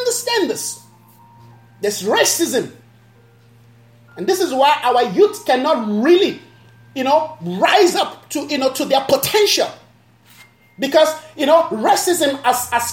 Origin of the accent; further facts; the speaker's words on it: Nigeria; now in South Africa; Where I'm coming from, I'm a Nigerian. My country